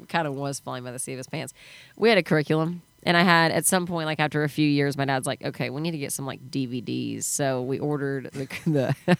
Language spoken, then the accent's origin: English; New Braunfels, Texas, United States; moved away; I grew up in New Braunfels in between San Antonio and Austin, and now it's such a hot spot.